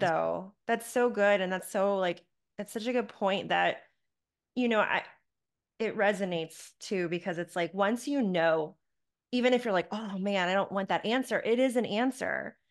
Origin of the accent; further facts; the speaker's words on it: Charlotte, North Carolina, United States; my hometown of Charlotte, North Carolina